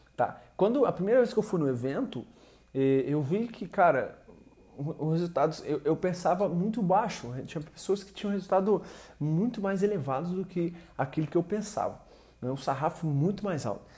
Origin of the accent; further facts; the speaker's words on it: Rio de Janeiro, Brazil; sou do Rio de Janeiro